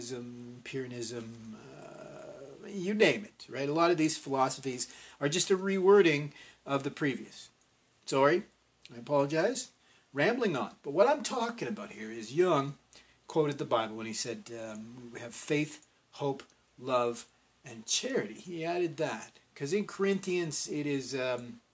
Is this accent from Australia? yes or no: no; Canada; because I'm Canadian, I had a much stronger emphasis in my education placed on Northrop Frye